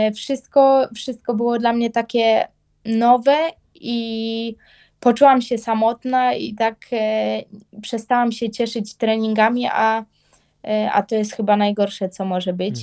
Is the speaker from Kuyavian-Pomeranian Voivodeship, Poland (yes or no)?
yes; Bydgoszcz, Kuyavian-Pomeranian Voivodeship, Poland; u nas w Bydgoszczy